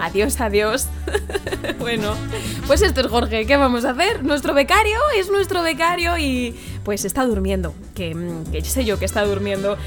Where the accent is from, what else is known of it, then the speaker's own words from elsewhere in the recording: Community of Madrid, Spain; also born or lived in La Mancha; now in Castilla-La Mancha, Spain; yo también soy madrileña, ¿eh? aunque llevo muchos años en La Mancha, pero soy madrileña